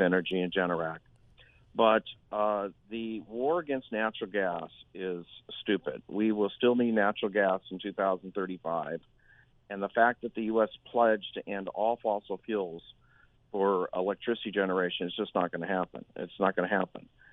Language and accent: English; Berkeley, California, United States; moved away; I'm from Berkeley, California originally